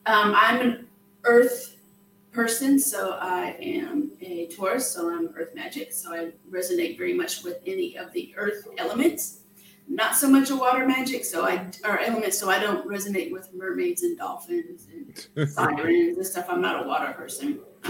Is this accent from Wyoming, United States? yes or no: yes; Wyoming, United States; when I was younger, I was raised in Wyoming in the Tetons and stuff